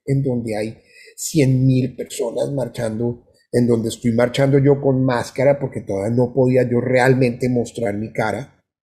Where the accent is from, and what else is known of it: Colombia; moved away as an adult; also born or lived in Bogotá; now in Florida, United States